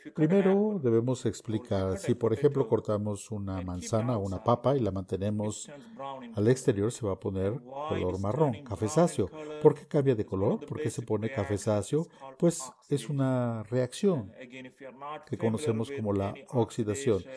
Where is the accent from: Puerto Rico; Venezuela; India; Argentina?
India; South India; Spanish is a second language; moved away as an adult; also born or lived in Connecticut, United States; now in Oklahoma, United States; Originalmente soy de la India, de la parte sur de la India